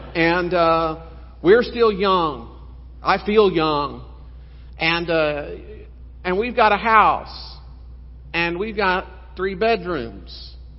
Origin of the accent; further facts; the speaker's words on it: South Texas, United States; I grew up in South Texas, just seven miles north of the border